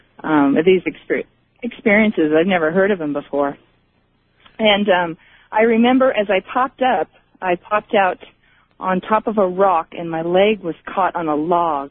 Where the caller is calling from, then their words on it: San Diego, California, United States; also born or lived in Chico, California; I'm calling from San Diego